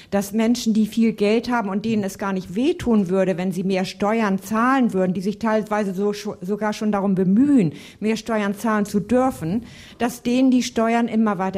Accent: Hamburg, Germany; Ich selbst bin Hamburgerin und weiß es beispielsweise von Hamburg auch auch.

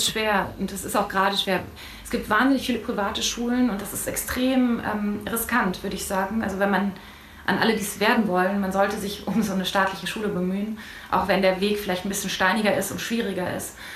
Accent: Ruhr area, North Rhine-Westphalia, Germany; ich bin komplett im Ruhrpott aufgewachsen.

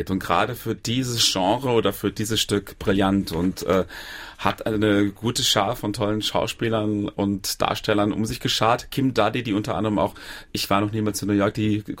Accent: Saarland, Germany; wer Andreas Gergen kennt, als Saarländer kennt man

